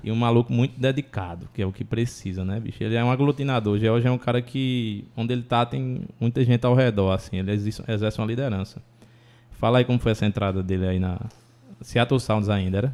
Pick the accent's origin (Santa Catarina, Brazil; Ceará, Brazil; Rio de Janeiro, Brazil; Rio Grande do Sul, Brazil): Ceará, Brazil; Brejo; eu sou do Brejo, né?